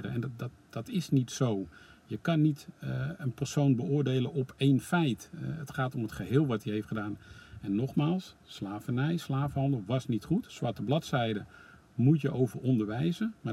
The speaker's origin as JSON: {"language": "Dutch", "country": "Netherlands", "said": "wij als Nederlanders"}